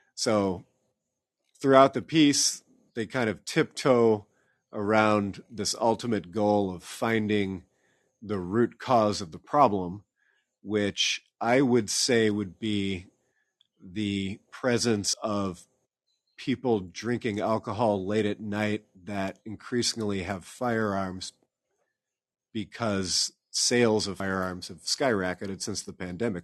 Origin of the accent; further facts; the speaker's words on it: Iowa City, Iowa, United States; now in Des Moines, United States; I'm from Iowa City originally, read the Gazette a lot